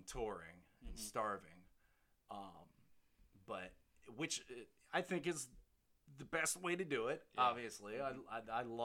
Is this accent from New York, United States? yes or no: no; Norfolk, Virginia, United States; I grew up in Norfolk.